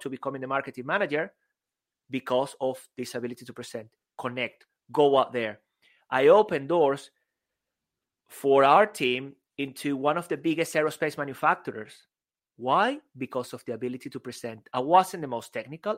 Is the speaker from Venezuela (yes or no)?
yes; Venezuela; English is a second language; moved away as an adult; also born or lived in Spain; now in United Kingdom